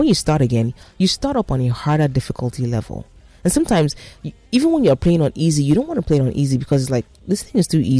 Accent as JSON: {"language": "English", "country": "Nigeria", "said": "being a Nigerian, living in Nigeria"}